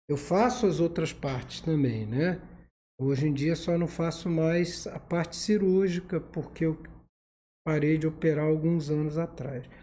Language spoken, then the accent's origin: Portuguese; Rio de Janeiro, Brazil; now in Volta Redonda, Brazil; Eu sou do Rio de Janeiro, capital. Mas eu já moro aqui há 22 anos.